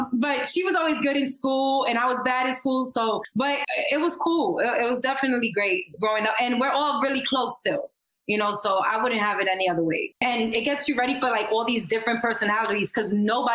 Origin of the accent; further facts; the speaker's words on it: New York, United States; accent: New York; I have a very New York, I don't know if it's an accent, but you can tell I'm from New York and it's just something that never goes away